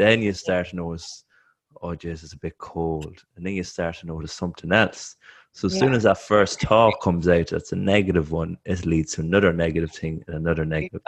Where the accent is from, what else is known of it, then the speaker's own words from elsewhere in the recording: Ireland; I'm an Irish athlete. I'm running on a track.